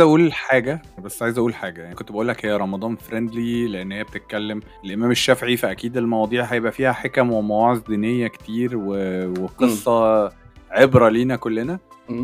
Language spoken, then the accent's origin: Arabic; Egypt; احنا كشعب مصري